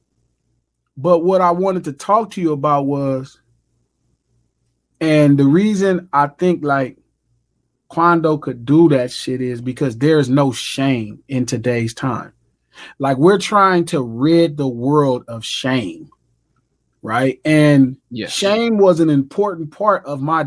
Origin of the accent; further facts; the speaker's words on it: United States; I grew up on 117th Street